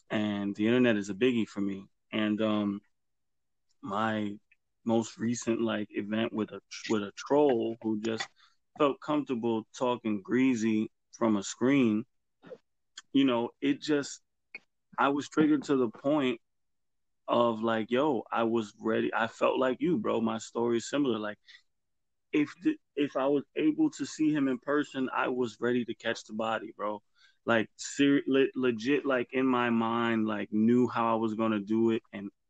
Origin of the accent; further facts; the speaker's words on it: New York, United States; But if I say I'm from the Bronx, they know that already.